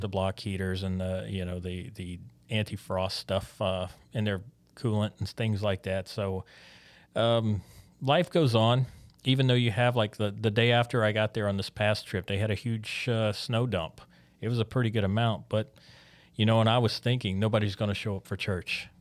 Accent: Biloxi, Mississippi, United States; moved away; growing up in Biloxi

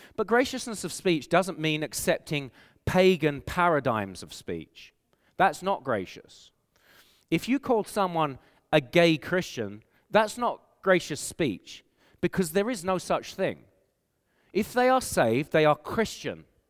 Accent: England, United Kingdom; accent: English; moved away as an adult; now in Canada; I have an English accent. And so people know I'm from England

